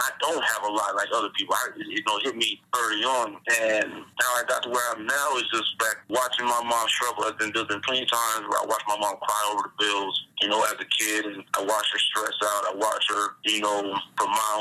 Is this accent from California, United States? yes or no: yes; Long Beach, California, United States; now in Las Vegas, United States; I come from Long Beach, California. I live on the north side, the west side, and the east side, but I'm from the east side